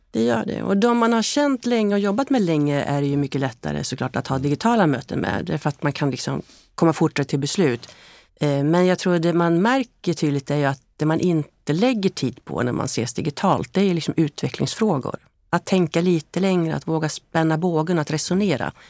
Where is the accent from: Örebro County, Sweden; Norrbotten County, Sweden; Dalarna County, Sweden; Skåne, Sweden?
Örebro County, Sweden; Hällefors; Jag är ju född i Hällefors